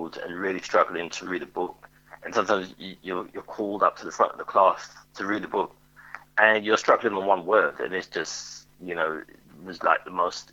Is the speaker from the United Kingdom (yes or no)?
yes; London, United Kingdom; I grew up in Hackney in East London